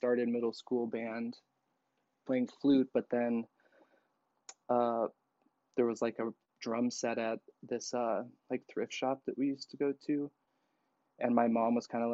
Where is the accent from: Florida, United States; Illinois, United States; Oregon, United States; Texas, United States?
Oregon, United States; Roseburg; moved away as an adult; now in Portland, United States; I am from Roseburg, Oregon, but like outside. So the forest in the boonies in southern Oregon